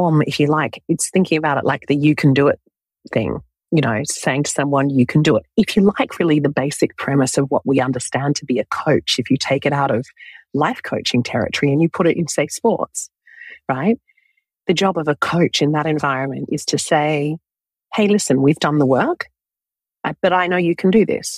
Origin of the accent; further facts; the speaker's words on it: Australia; also born or lived in London, United Kingdom; I was born in London in the United Kingdom, but I grew up in Australia.